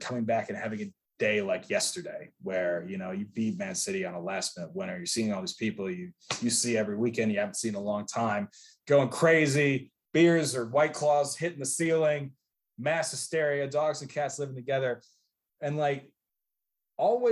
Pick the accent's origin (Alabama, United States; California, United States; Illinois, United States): Illinois, United States; Chicago; I'm from Chicago